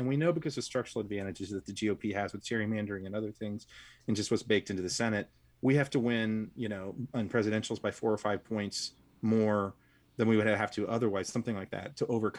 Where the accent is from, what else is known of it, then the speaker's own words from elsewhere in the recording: the South, United States; I grew up in the South in the 80s